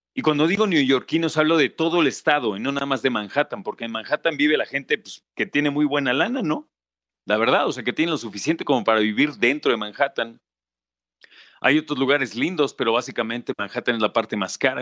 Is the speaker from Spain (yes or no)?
no; Mexico; como mexicano